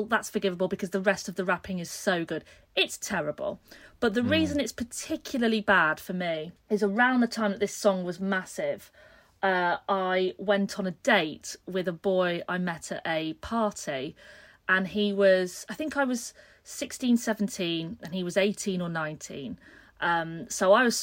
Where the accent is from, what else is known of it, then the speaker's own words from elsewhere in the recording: a smaller town near Leeds, Yorkshire and the Humber, United Kingdom; now in Brighton, United Kingdom; we came back to my hometown